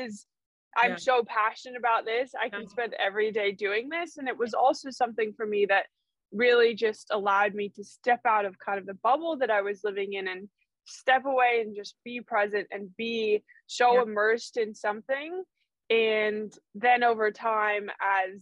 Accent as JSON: {"language": "English", "region": "New Mexico", "country": "United States", "tie": "born or raised there", "also_born_or_lived": "Los Angeles, California / South Africa (family)", "moved": "as an adult", "lives_now": "O'ahu, United States", "said": "I moved from New Mexico to LA when I was 18"}